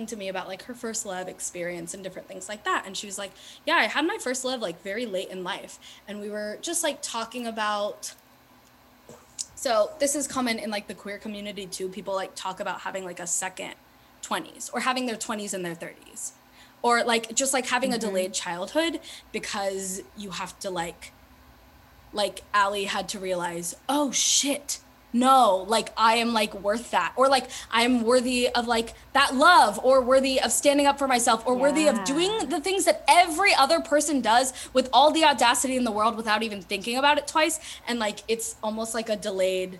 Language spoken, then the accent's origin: English; California, United States; I was born and raised in California